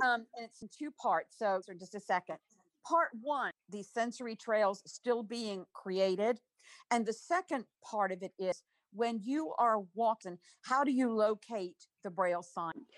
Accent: Maryland, United States; I Grew up in Maryland along Chesapeake Bay.

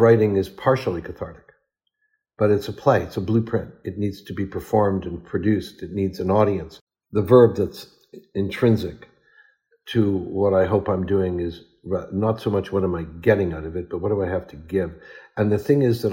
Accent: Ottawa, Ontario, Canada; my hometown, Ottawa

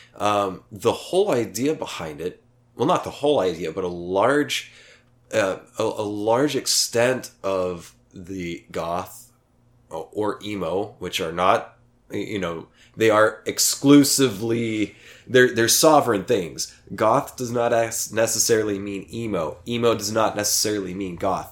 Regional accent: Oklahoma, United States; now in Austin, United States; my hometown in Oklahoma

